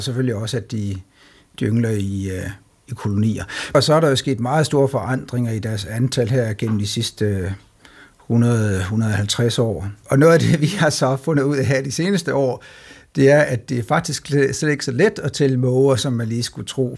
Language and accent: Danish; Denmark; som danskere